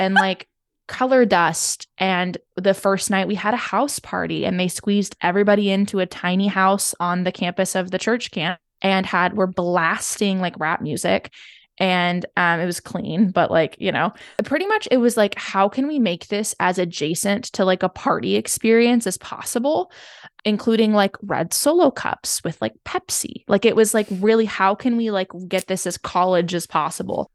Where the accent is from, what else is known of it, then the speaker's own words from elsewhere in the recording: Seattle, Washington, United States; I grew up in Seattle